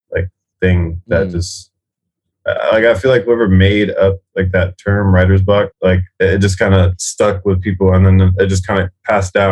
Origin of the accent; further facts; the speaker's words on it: South Florida, United States; Florida is my hometown.